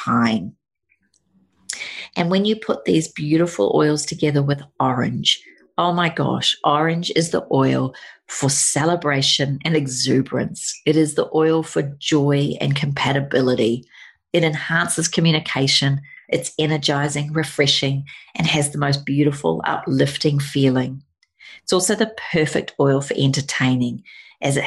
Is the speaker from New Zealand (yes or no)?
yes; New Zealand; moved away; Growing up in New Zealand